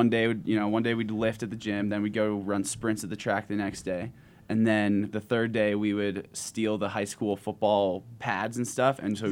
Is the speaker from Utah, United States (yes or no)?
yes; Park City, Utah, United States; in front of my hometown